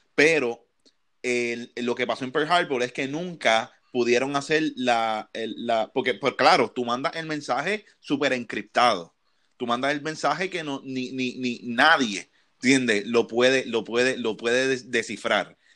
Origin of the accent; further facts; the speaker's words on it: Puerto Rico; como puertorriqueño que nosotros nos criamos en los 90